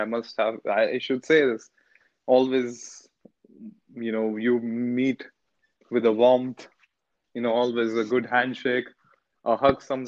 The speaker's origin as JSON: {"language": "English", "region": "Delhi", "country": "India", "moved": "yes", "said": "I'm from Delhi"}